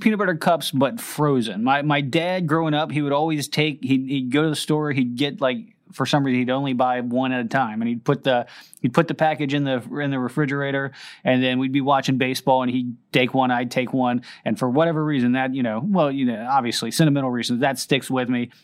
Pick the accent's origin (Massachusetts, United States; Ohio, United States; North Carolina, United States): Ohio, United States; outside of Cincinnati; now in Sumter, United States; where I grew up and outside of Cincinnati